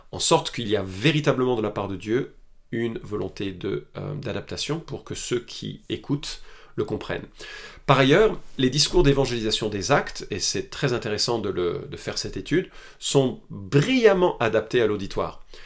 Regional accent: France; Chez nous en France

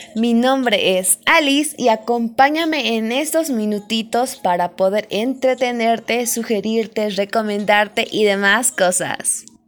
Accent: Bolivia; yo soy de Bolivia, acá en Bolivia

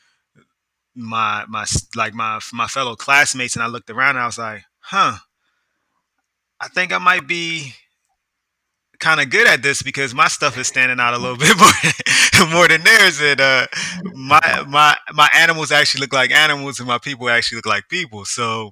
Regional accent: Philadelphia, Pennsylvania, United States; also born or lived in DMV (Washington, D.C. metropolitan area); now in Washington, D.C. area, United States; I'm originally from Uptown, West Oak Lane, to be exact, area of Philadelphia

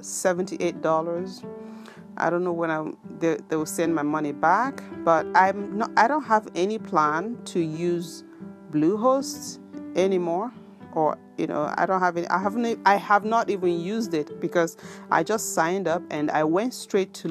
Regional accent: Biafra land, South East Nigeria, Nigeria; now in Japan; where I come from Biafra land

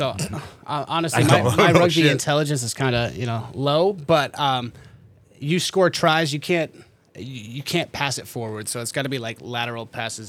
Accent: Iowa City, Iowa, United States; also born or lived in Idaho; I've been in the Iowa City area since I was 5 years old, so 22 years now.

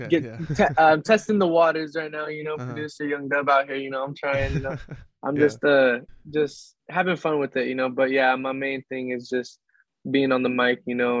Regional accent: Seattle, Washington, United States; also born or lived in Sunnyside; Well, I was born in Sunnyside, Washington, and like I said, that's where my parents were from, and they moved out of there. So then we moved to Seattle when I was about like six

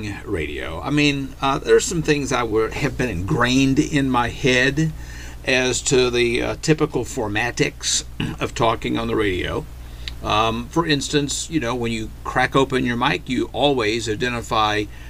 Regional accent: Arkansas, United States; we grew up in Arkansas under Governor Bill Clinton

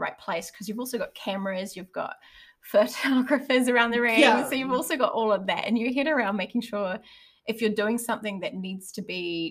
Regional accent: Hamilton, Waikato, New Zealand; now in Auckland, New Zealand; I'm from Hamilton originally

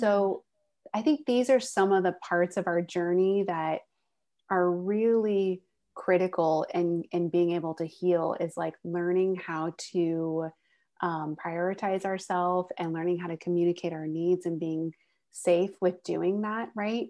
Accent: Northern California, United States; also born or lived in San Diego; I grew up in Northern California, but moved to San Diego when I went to college

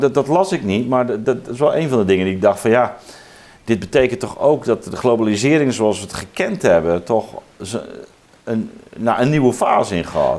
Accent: Zeelandic Flanders, Netherlands; ik ben zelf opgegroeid in Zeeuws-Vlaanderen

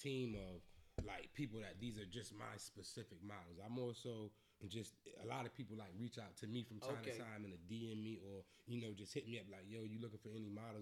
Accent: Atlanta, Georgia, United States; moved away; I'm from Atlanta

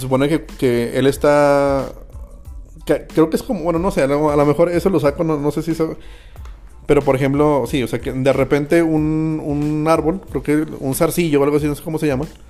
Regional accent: Jerez, Zacatecas, Mexico; los que crecimos en Jerez, Zacatecas

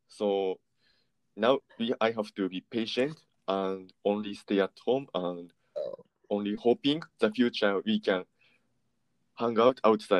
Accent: Osaka, Japan; English is a second language; moved away as an adult; now in Missoula, United States; I'm from Osaka, Japan.

